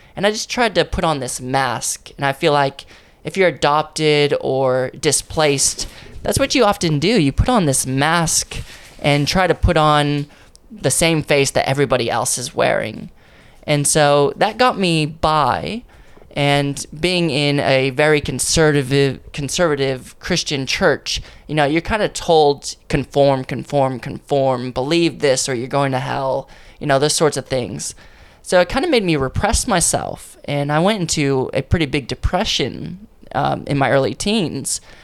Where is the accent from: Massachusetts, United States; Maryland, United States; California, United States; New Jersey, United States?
California, United States; Ontario; moved away; also born or lived in San Bernardino, California; I was born in San Bernardino, um, but basically I was brought up in a place called Ontario